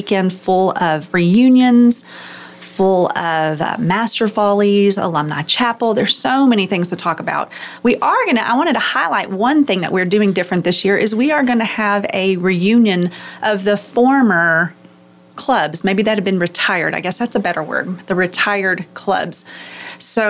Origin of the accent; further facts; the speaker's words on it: the Metroplex, Texas, United States; I was born in the Metroplex, and so I grew up at a church